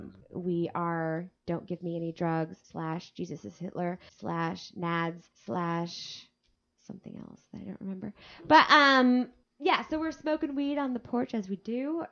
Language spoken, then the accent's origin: English; California, United States; "Oh, this is my medication. Like, I'm from California."